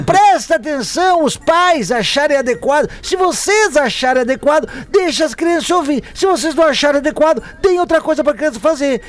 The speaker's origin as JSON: {"language": "Portuguese", "town": "Barra Velha", "region": "Santa Catarina", "country": "Brazil", "moved": "yes", "lives_now": "Michigan, United States", "said": "sou de Barra Velha, Santa Catarina, mas atualmente moro em Michigan, nos Estados Unidos"}